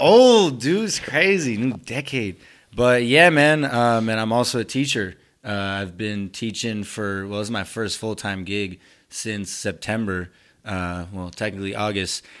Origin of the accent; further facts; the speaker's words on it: Somerville, Massachusetts, United States; first language Spanish; English is a second language; I'm from Somerville, lived here my whole life